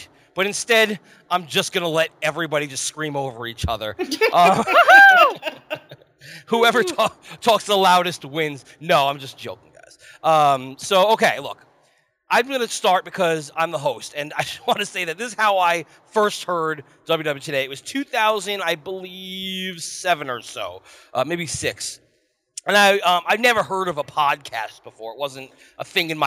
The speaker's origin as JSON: {"language": "English", "area": "Long Island", "region": "New York", "country": "United States", "tie": "born or raised there", "said": "Long Island. Well, that's okay. I grew up there"}